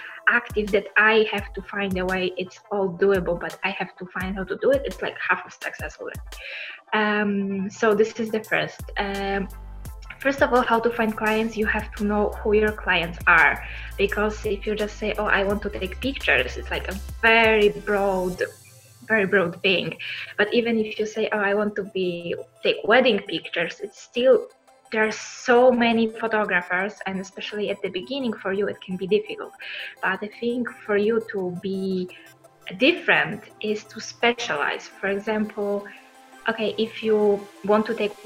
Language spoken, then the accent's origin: English; Poland; moved away as an adult; now in Italy; I come originally from Poland. I moved to Italy to join my longtime boyfriend